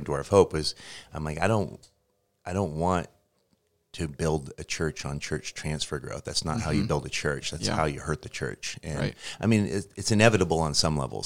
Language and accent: English; Portland, Oregon, United States; moved away as an adult; also born or lived in Seattle, Washington; I'm from the Portland area, but I moved to Seattle when I was 20, and I lived there for 10 years